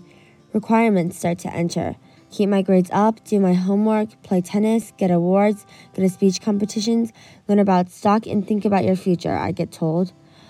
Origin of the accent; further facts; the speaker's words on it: Hong Kong; now in California, United States; As of today, I'm 12 years old and have 2 sisters and 2 brothers. Despite the fact I was born in Hong Kong, I live in California today as an American citizen